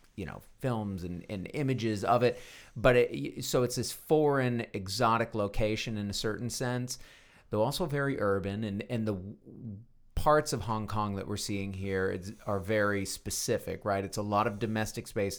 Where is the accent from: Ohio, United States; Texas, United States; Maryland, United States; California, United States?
Texas, United States; As a Texan